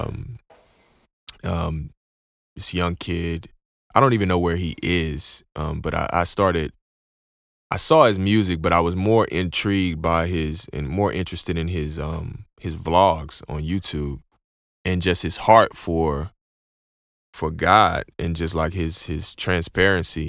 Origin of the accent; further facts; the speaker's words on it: Houston, Texas, United States; now in Oklahoma, United States; I'm from Houston, as, as some of you guys that know me from my music know I'm from Houston